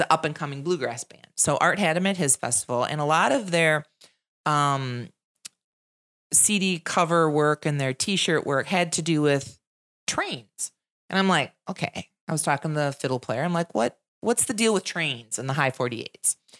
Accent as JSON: {"language": "English", "town": "Wisconsin Rapids", "region": "Wisconsin", "country": "United States", "said": "people from Wisconsin Rapids don't recognize the beauty in our own backyard"}